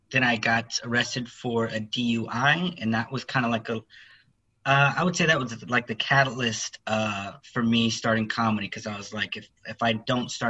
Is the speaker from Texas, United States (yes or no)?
yes; Austin, Texas, United States; Uh, here in Austin.